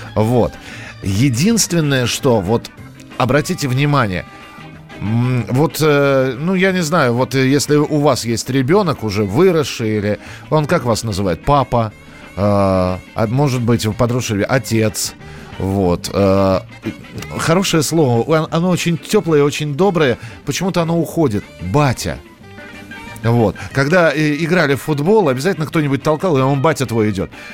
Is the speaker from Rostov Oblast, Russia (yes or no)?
no; Moscow, Russia; у нас в Москве